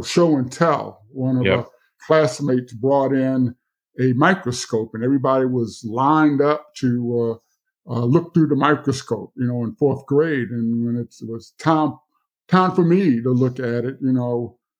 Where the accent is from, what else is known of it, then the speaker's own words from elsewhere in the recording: Mississippi, United States; And I guess also growing up on the Mississippi Gulf Coast, the fight for civil rights was really my everyday experience.